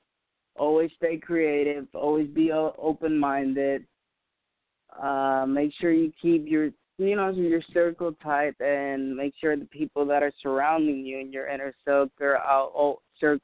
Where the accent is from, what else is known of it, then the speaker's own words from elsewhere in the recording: Puerto Rico; first language Spanish; English is a second language; my native language is Spanish. I'm Puerto Rican myself.